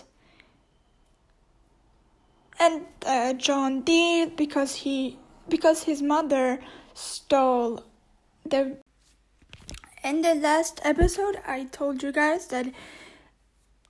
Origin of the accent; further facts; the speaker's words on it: Austria; first language Turkish; English is a second language; I was born in Europe, I can, more like in Austria, I can speak German